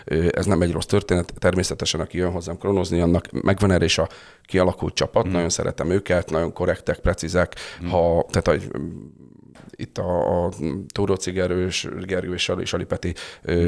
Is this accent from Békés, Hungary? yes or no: no; Tata, Komárom-Esztergom, Hungary; Én tatai születésű vagyok